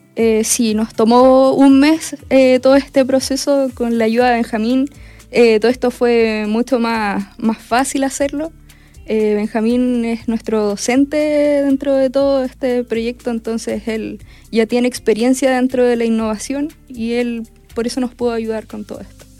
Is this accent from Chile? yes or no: yes; Perquenco, Araucanía, Chile; nosotras somos vecinas, nosotras somos de Perquenco.